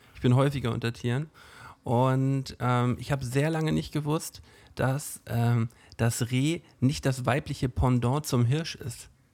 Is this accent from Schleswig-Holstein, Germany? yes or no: yes; Flensburg, Schleswig-Holstein, Germany; woher wissen die denn, dass wir aus Flensburg kommen?